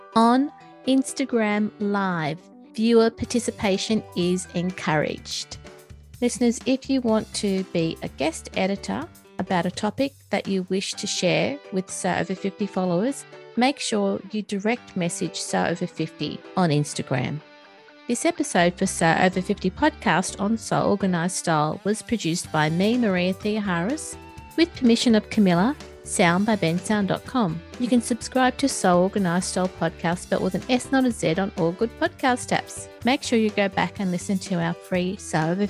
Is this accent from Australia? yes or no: yes; Australia; my home country? Australia